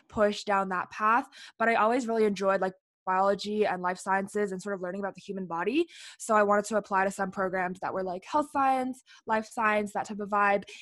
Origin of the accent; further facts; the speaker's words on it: Ottawa, Ontario, Canada; I'm from Ottawa, Ontario